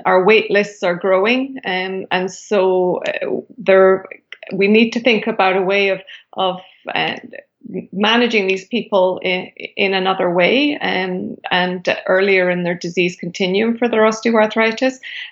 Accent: United Kingdom; moved away as an adult; now in Canada; I am originally from Britain

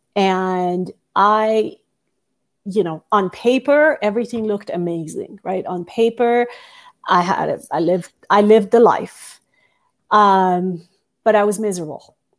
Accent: Iran; moved away as an adult; also born or lived in United States / Singapore; I moved from Iran to the United States when I was eighteen years old

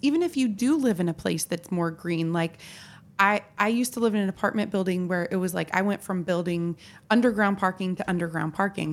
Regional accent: Tillamook, Oregon, United States; now in Washington, D.C., United States; I am from Tillamook, Oregon. a land of cheese, trees, and ocean breeze.

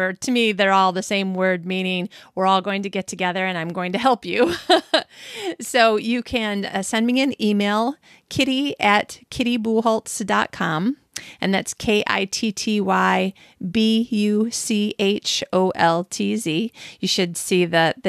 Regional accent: Michigan, United States; fellow Michigander, I'm from Michigan

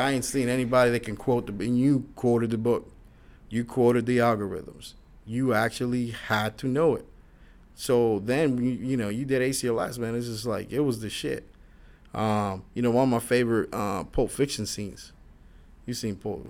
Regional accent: Florida, United States; born or raised there; also born or lived in New York

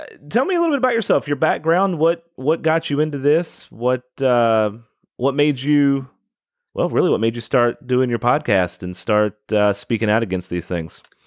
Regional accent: Louisville, Kentucky, United States; moved away as an adult; now in Southern Indiana, United States; I'm born and raised in Louisville

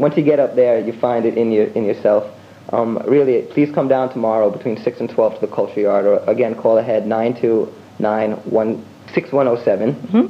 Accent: United States; me as a young person growing up in America

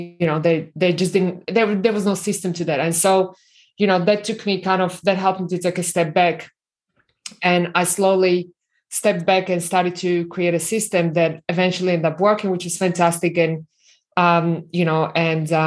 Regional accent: Slovakia; English is a second language; moved away as an adult; now in Australia; I was born in Slovakia

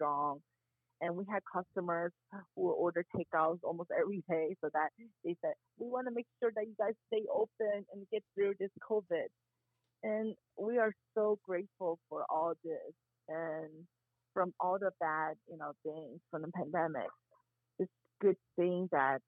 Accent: Buford Highway, Georgia, United States; also born or lived in Korea; I was born in Korea, I feel like part of my childhood, my like college years, everything, I spent it my entire time in Buford Highway.

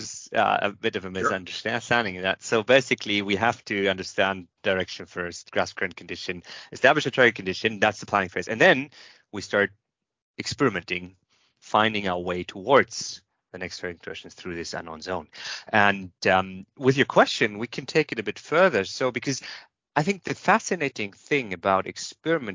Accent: Germany; I'm from Germany.

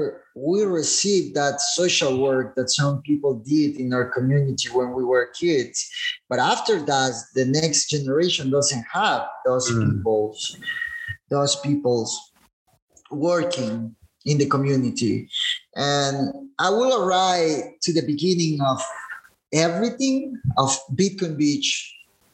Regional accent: El Zonte, La Libertad, El Salvador; I remember growing here in Sonte in Christian families

